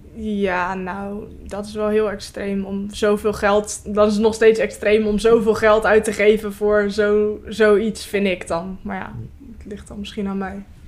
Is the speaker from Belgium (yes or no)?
no; Vlaardingen, South Holland, Netherlands; ik kom uit Vlaardingen